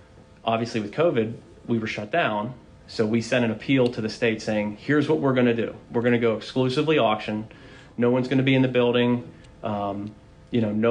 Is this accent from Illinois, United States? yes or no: no; Pittsburgh, Pennsylvania, United States; I grew up, I went to West Allegheny High School.